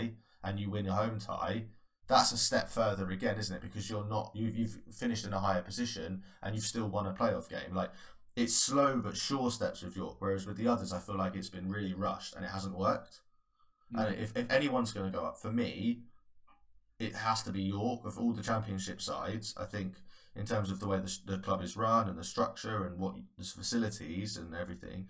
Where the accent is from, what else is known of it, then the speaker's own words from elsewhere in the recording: Yorkshire and the Humber, United Kingdom; I'm a Yorkshireman